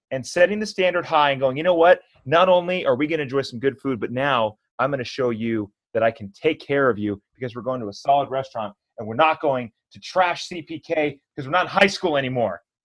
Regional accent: California, United States; I'm a California me, native

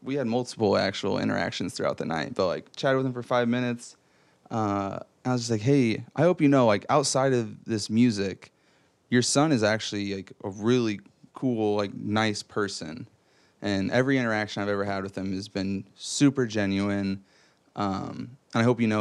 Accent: Fort Wayne, Indiana, United States; I grew up in Fort Wayne

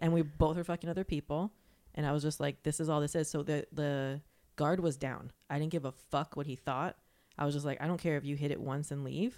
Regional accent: Florida, United States; moved away; I'm from Florida

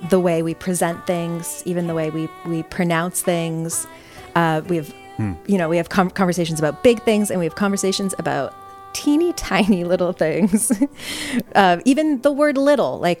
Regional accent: Canada; I grew up in Canada

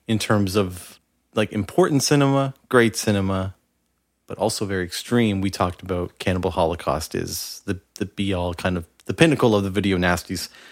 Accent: Canada; as a Canadian

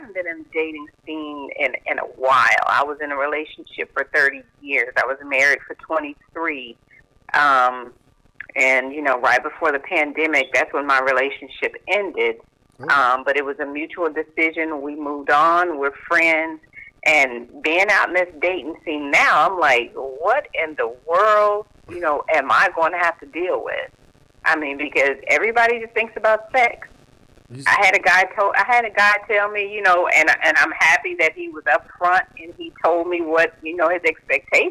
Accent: Dallas, Texas, United States; I'm from Dallas, Texas.

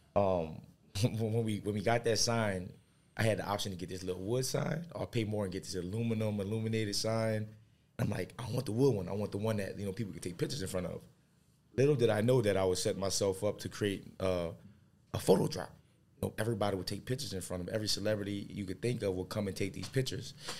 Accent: New Orleans, Louisiana, United States; being raised in New Orleans

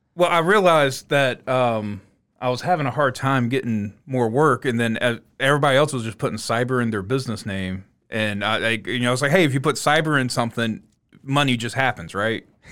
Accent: West Columbia, South Carolina, United States; moved away as an adult; now in North Augusta, United States; I'm from West Columbia

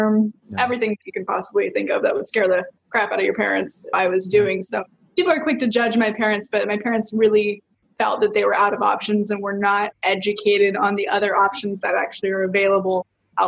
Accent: Lake Forest, California, United States; also born or lived in Canada; we actually moved to California when I was like 5 or 6 years old. We're actually from Canada

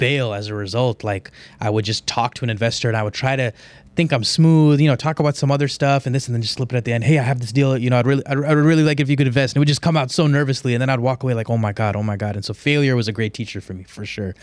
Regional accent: Houston, Texas, United States; I'm from Houston. I know Houston like the back of my hand

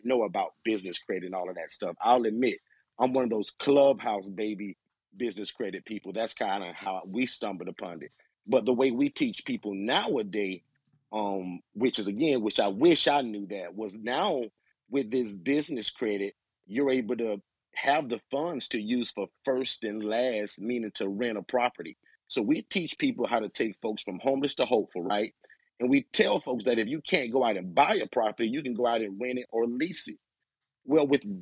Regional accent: Orlando, Florida, United States; I'm from the Orlando, Florida area.

